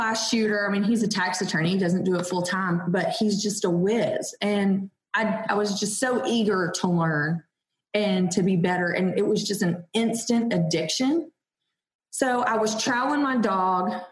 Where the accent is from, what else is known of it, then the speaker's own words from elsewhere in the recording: Georgia, United States; I'm from Georgia, so we only have like our preserves and our plantation life